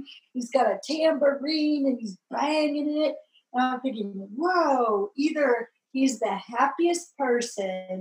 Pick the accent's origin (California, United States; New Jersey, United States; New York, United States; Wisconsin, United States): California, United States; Laguna Beach; I grew up in Laguna Beach, you know, as a surfer, and grew up on a private beach and a private cove